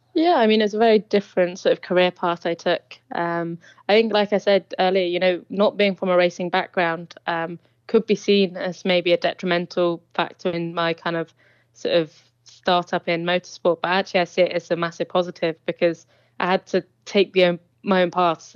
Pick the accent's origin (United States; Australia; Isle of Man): Isle of Man; We grew up in the Isle of Man